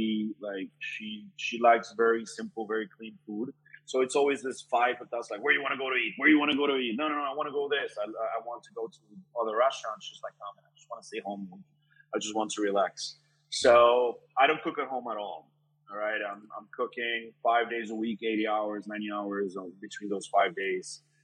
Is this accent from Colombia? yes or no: yes; Colombia; moved away as an adult; also born or lived in Kendall, Florida; now in Florida, United States; I grew up in Colombia. I moved over here when I was 18 years old.